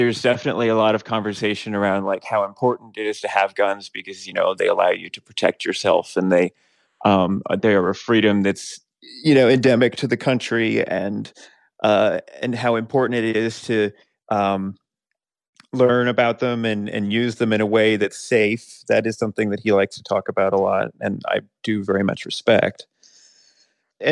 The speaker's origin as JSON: {"language": "English", "town": "Morgantown", "region": "West Virginia", "country": "United States", "tie": "born or raised there", "said": "I grew up in Morgantown, West Virginia"}